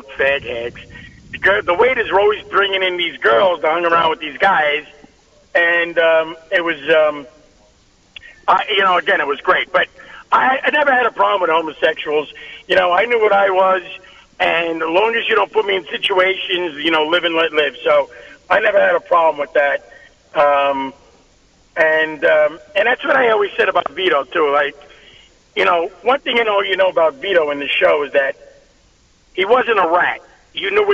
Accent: New York City, New York, United States; I'm from Brooklyn. I grew up with a lot of these guys

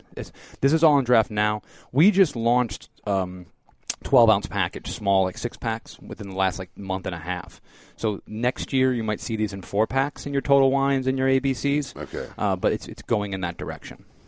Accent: Michigan, United States; now in Florida, United States; I'm from Michigan originally

